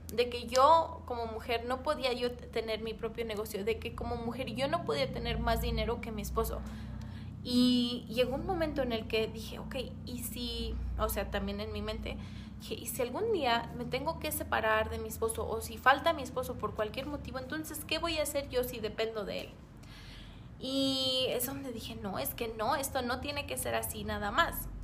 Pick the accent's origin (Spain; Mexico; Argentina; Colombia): Mexico; aquí en, México